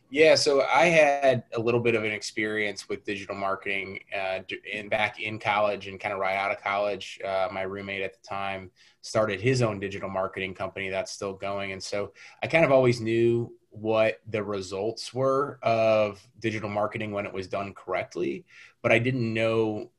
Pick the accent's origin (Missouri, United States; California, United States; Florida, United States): Missouri, United States; St. Louis; I am born and raised in St. Louis. Pretty much lived here my whole life outside of four years in college.